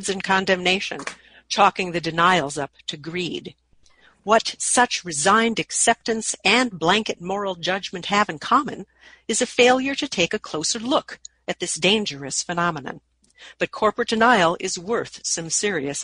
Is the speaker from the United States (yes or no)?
yes; Minnesota, United States; my home state of Minnesota